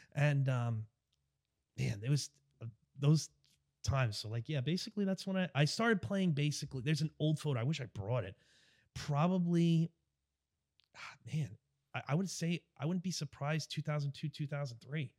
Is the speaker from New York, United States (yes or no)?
yes; Long Island, New York, United States; I'm from New York, from Long Island